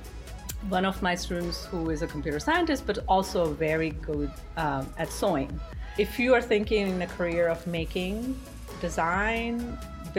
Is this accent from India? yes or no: yes; Gujarat, India; moved away as an adult; now in New York City, United States; my upbringing was in a state called Gujarat in India